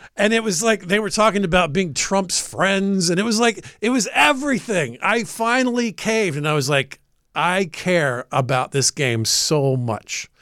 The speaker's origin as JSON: {"language": "English", "town": "Atlanta", "region": "Georgia", "country": "United States", "said": "I'm from Atlanta"}